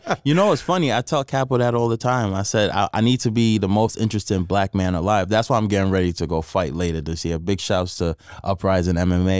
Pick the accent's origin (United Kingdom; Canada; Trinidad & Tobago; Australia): Trinidad & Tobago; Growing up in Trinidad, again, you know, I was around a lot of Hindus, Muslims, Christians, but I follow the Hindu faith